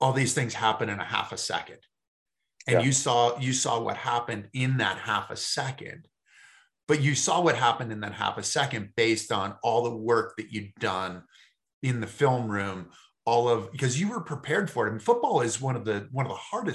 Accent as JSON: {"language": "English", "region": "Massachusetts", "country": "United States", "said": "I'm from Massachusetts"}